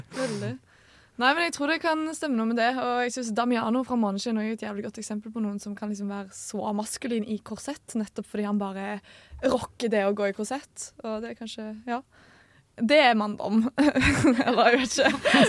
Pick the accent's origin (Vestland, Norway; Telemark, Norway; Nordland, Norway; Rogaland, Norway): Rogaland, Norway; Stavanger; moved away; guttegjengen min hjemme i Stavanger